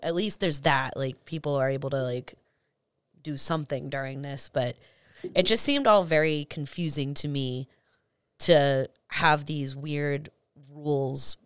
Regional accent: Medford, Massachusetts, United States; also born or lived in New York / Miami / East Boston; I grew up in Medford

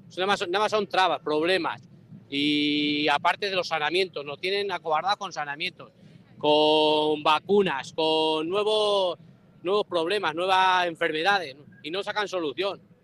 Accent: a village near El Barco de Ávila, Castile and León, Spain; Yo soy de un pueblo cerca de Barco de Ávila. En mi pueblo hacía 25 años, hace 25 años había como 3.000 vacas

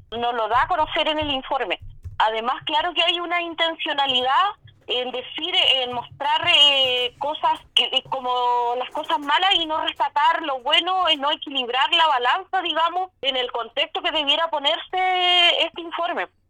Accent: Chile; como chilenos

